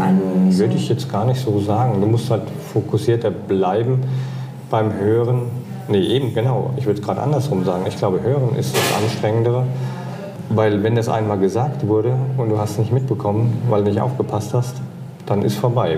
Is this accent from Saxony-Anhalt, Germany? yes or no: no; Hesse-speaking Lower Franconia, Bavaria, Germany; accent: Hessian; ich komme ja aus Hessen. Also eigentlich komme ich aus dem hessischsprachigen Unterfranken